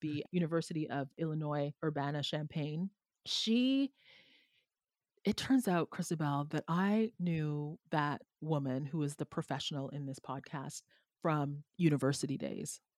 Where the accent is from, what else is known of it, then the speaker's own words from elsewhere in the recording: Jamaica; now in Canada; I am from a former enslaved colony in Jamaica historically.